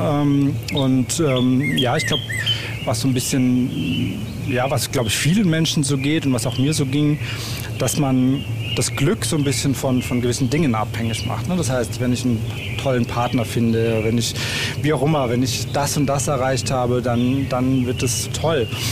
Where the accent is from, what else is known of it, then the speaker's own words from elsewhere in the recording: Germany; moved away as an adult; ich komm aus dem Odenwald ursprünglich. Also hier bin ich, bin ich aufgewachsen